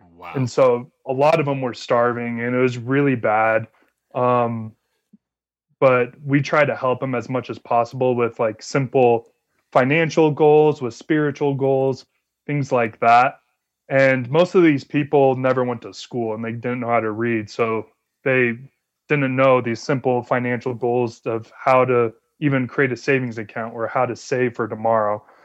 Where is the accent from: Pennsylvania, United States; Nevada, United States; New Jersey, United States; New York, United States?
Nevada, United States; Las Vegas; moved away as an adult; also born or lived in Oaxaca, Mexico; now in Provo, United States; I grew up in Las Vegas